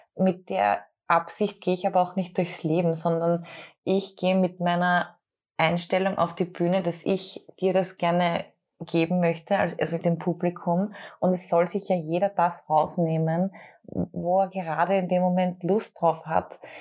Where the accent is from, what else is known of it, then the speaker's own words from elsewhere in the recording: Austria; als Österreicherin